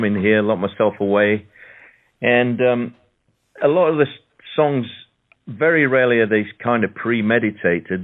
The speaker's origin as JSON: {"language": "English", "town": "Sheffield", "region": "Yorkshire and the Humber", "country": "United Kingdom", "tie": "born or raised there", "moved": "as an adult", "lives_now": "London, United Kingdom", "said": "I'm from the north of England myself. I'm just down the road from Leeds. I was born in Sheffield."}